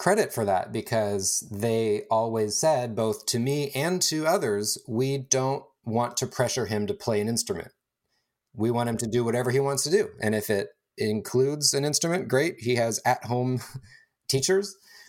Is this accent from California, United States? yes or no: yes; California, United States; Born and raised in Northern California, the East San Francisco Bay.